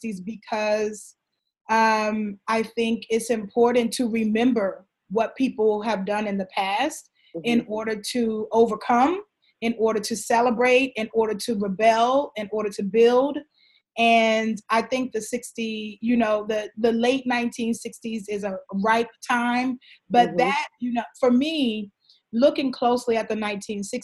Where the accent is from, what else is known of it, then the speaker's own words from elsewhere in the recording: Houston, Texas, United States; now in Harlem, United States; A little Black girl growing up in Houston, taking my little dance classes